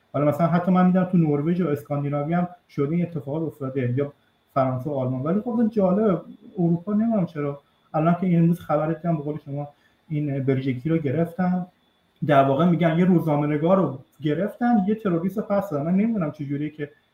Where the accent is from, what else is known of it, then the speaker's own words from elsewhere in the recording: Iran; now in Italy; من بیرون از ایران هستم